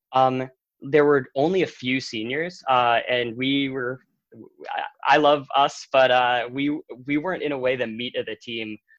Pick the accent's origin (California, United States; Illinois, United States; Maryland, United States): Maryland, United States; Bethesda; I'm from Bethesda, Maryland